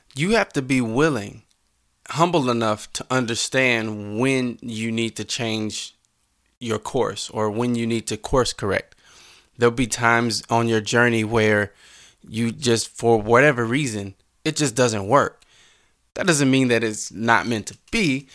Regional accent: Mounds, Illinois, United States; I grew up in Mounds, Illinois.

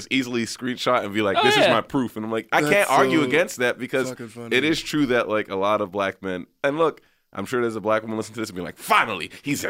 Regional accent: Texas, United States; now in Los Angeles, United States; I'm from Texas.

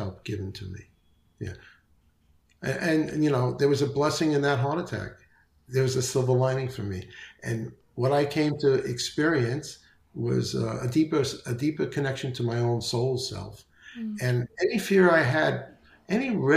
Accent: New York City, New York, United States; now in Naples, Florida, United States; I'm from the Bronx, so my diction may not be perfect

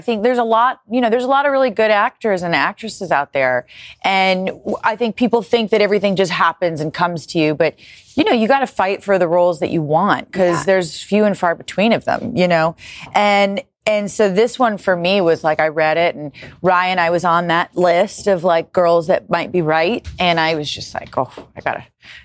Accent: Des Moines, Iowa, United States; Des Moines, Iowa. Des Moines.

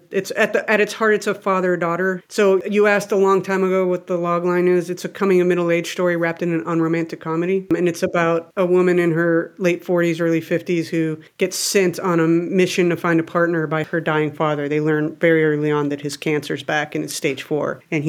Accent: Mexico; Because I grew up in Mexico.

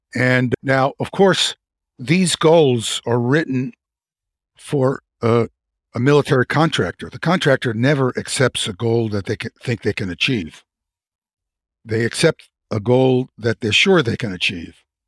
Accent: New York City, New York, United States; I grew up in Brooklyn, New York

